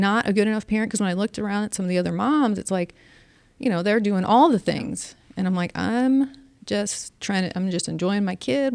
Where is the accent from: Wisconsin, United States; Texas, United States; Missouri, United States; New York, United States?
Missouri, United States; St. Louis; I grew up in South Saint Louis and every neighbor knew what all of us kids were doing at all times